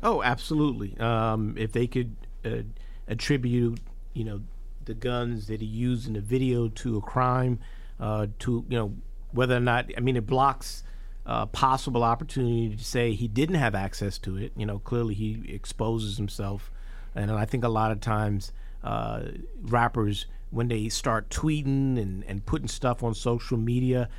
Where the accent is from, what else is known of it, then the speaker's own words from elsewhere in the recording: New York City, New York, United States; I grew up in Hollis, Queens